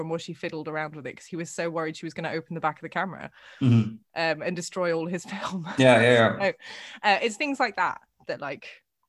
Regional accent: Netherlands; my growing up in the Netherlands

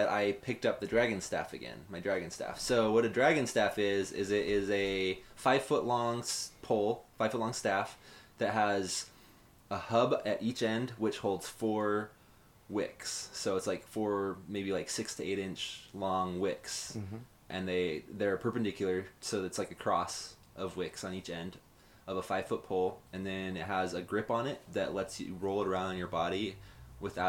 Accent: Utah, United States; now in San Diego, United States; I grew up in Utah

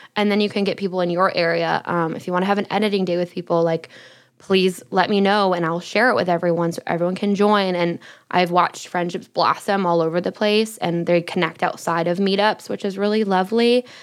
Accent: Michigan, United States; moved away as an adult; also born or lived in Los Angeles; growing up in Michigan

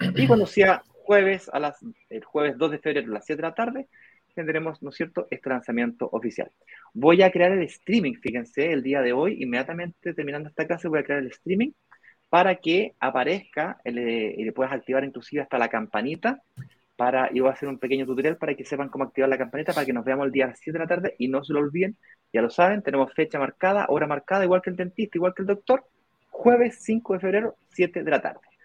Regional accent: Santiago, Santiago Metropolitan Region, Chile; Yo nací en la clínica Las Lilas, de ahí vivimos en Reina, Colón, fui al colegio SEC, aquí nomás

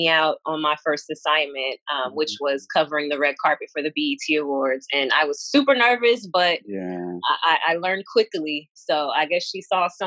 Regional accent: Carson, California, United States; also born or lived in Beaumont, Texas / Fresno, California; I grew up in Carson, California, by way of Beaumont, Texas

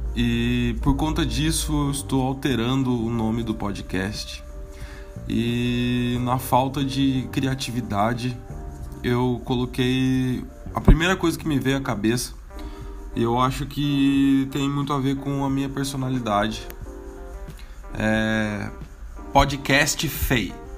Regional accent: Caçapava, São Paulo, Brazil; moved away as an adult; now in São Paulo, Brazil; eu sou do interior, sou de Caçapava. Fei é uma gíria ali da região do Vale do Paraíba que a molecada sempre falou

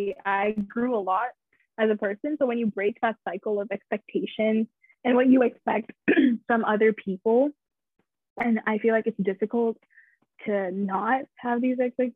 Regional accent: India; In Indian culture, I am Indian, for anybody who's wondering. I'm just Indian. I don't have two nationalities like Nick.

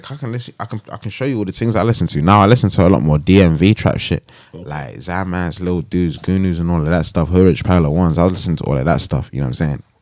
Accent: Jamaica; now in United Kingdom; I'm Jamaican. My my country built the fucking back of this whole fucking shit.

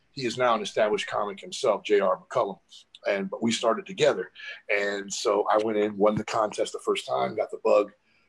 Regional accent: Cleveland, Ohio, United States; moved away; I'm originally from Cleveland, Ohio. That's home. East Side kid.

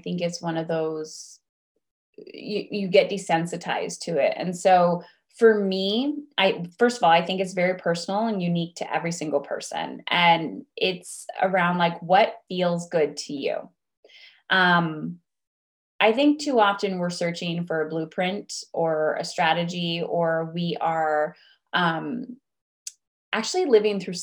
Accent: Ontario, Canada; I'm from where I live, which is Ontario. I live in Canada, actually just across the border from Michigan

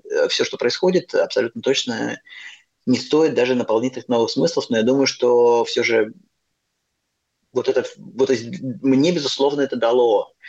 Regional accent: Russia; moved away as an adult; also born or lived in Moscow / Nepal; now in Buenos Aires, Argentina; я из России

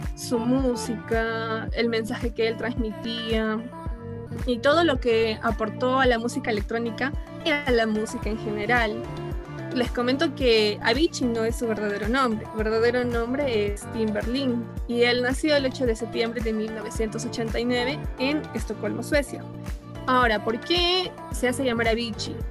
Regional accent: Peru; como peruanos

